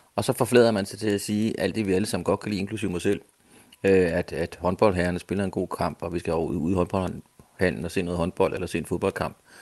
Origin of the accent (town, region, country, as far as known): Denmark